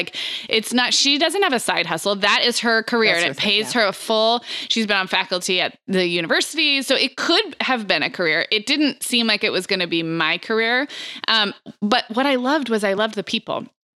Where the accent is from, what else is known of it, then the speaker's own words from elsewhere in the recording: California, United States; And growing up in California, I knew what a great reputation it had for typical 4-year degree programs.